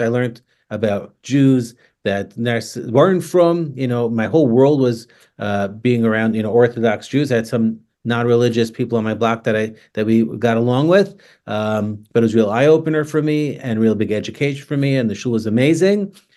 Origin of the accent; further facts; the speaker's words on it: New York City, New York, United States; now in Toronto, Canada; I grew up in Staten Island